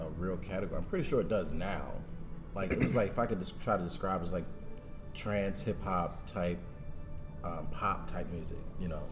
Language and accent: English; Baltimore, Maryland, United States; I am a Baltimore native, and growing up in Baltimore